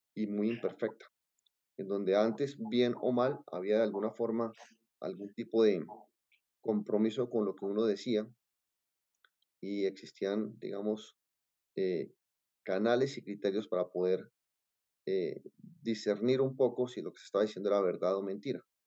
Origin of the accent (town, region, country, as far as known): Colombia